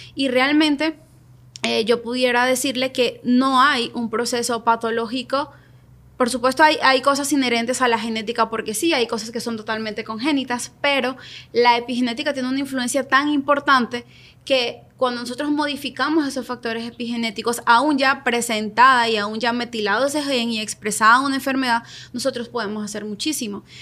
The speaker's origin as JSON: {"language": "Spanish", "country": "Venezuela", "moved": "as an adult", "said": "yo soy venezolana, llegué a este país hace cinco años, seis años"}